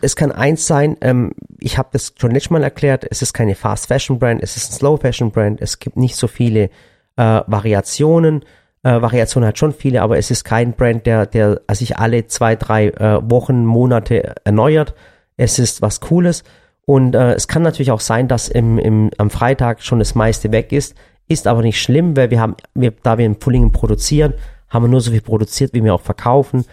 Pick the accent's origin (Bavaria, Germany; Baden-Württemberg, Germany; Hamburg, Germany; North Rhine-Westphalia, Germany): Baden-Württemberg, Germany; Swabian Jura; Wir sind ja hier im Badischen, aber da, wo ich herkomme, von der Schwäbischen Alb